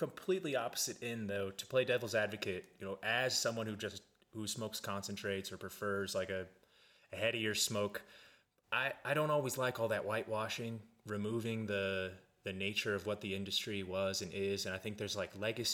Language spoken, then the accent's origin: English; Olathe, Kansas, United States; I grew up on in Olathe, Kansas